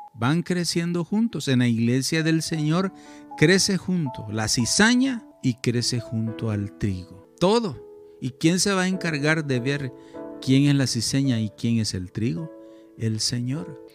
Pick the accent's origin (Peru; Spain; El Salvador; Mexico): El Salvador; mi país, El Salvador